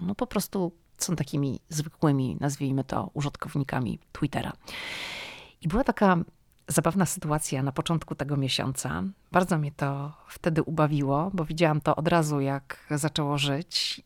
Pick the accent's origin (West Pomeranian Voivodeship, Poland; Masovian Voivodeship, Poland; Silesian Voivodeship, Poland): West Pomeranian Voivodeship, Poland; Szczecin; moved away as an adult; now in Washington, United States; dziewczyna ze Szczecina, która wylądowała w Waszyngtonie